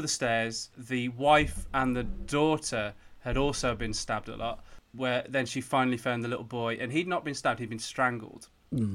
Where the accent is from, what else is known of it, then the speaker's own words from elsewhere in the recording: United Kingdom; I'm British